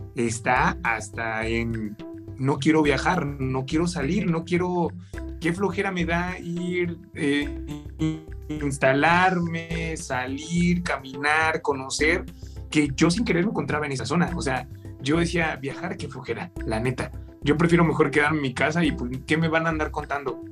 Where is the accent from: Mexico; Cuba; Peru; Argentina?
Mexico; nosotros los mexicanos